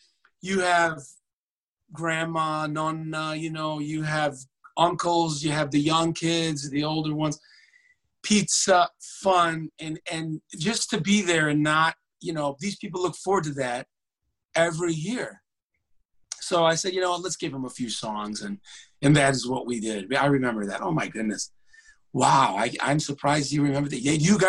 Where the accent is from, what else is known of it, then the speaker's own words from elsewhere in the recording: Michigan, United States; I don't know if it was because I was from Michigan and they have this Ohio State-Michigan rivalry.